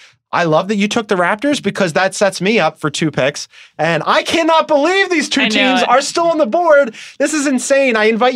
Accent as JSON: {"language": "English", "town": "Philadelphia", "region": "Pennsylvania", "country": "United States", "said": "I'm from Philadelphia."}